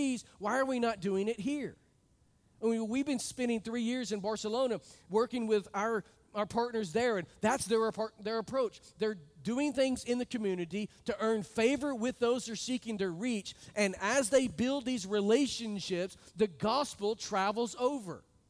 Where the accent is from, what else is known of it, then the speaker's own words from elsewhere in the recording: United States; moved away; I come from a part of the country that has a large Hispanic immigration group.